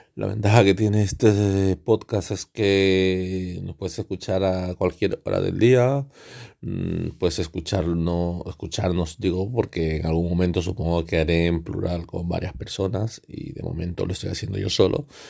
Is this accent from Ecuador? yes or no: yes; El Oro, Ecuador; la provincia del El Oro en Ecuador, mi país de origen.